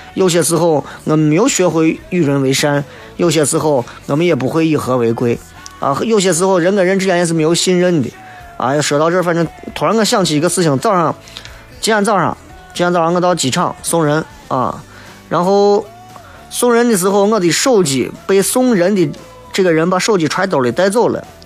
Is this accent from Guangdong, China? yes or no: no; Xi'an, Shaanxi, China; 我一直觉得作为西安人，不够了解西安